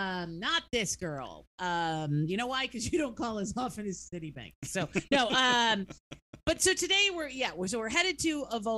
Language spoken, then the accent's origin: English; Syracuse, New York, United States; I grew up just outside of Syracuse, north of Syracuse, so it was even worse. and then went to and have a degree from Syracuse